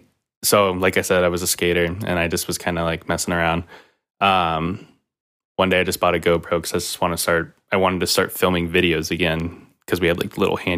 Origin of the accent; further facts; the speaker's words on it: Kansas City, Missouri, United States; I'm from Kansas City, Missouri.